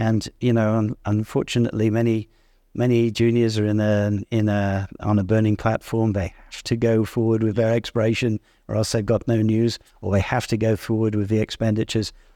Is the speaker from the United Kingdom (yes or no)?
yes; Yorkshire and the Humber, United Kingdom; moved away; I'm from Yorkshire